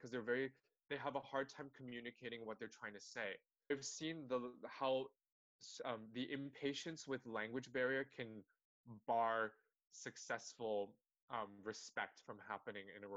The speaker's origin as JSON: {"language": "English", "country": "Canada"}